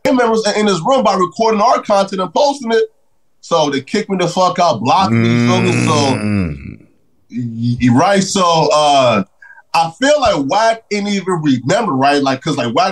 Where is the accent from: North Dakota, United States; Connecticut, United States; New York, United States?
North Dakota, United States; I said North Dakota